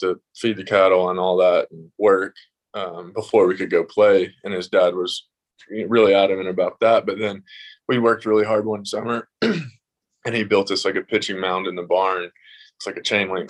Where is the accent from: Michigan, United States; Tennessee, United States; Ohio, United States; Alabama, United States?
Tennessee, United States; I grew up in Tennessee